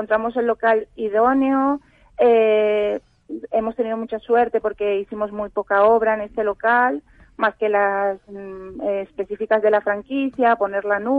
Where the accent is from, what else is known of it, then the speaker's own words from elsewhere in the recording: Venezuela; now in Spain; Yo soy venezolana. Fíjate.